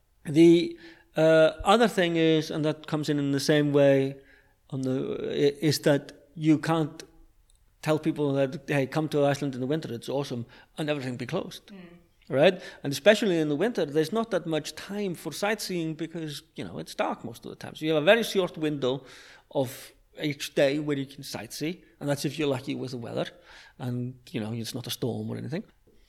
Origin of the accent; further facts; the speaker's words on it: London, United Kingdom; And I speak as a Londoner. I lived in London for 20 years